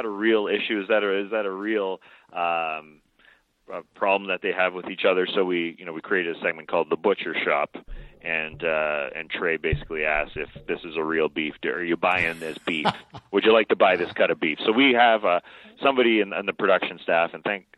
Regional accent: Toronto, Ontario, Canada; moved away as an adult; now in Atlanta, United States; my hometown Toronto Raptors

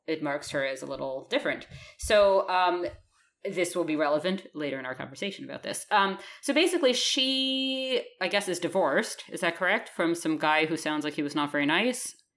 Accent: United States; moved away; I'm still American

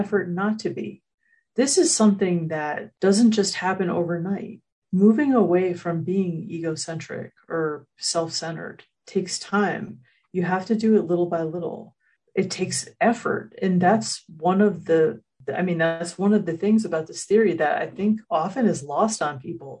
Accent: United States; as an American, that in our society here in the United States

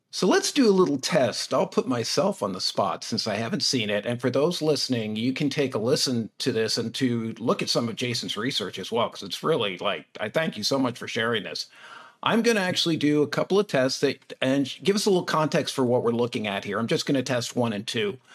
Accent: United States; being American.

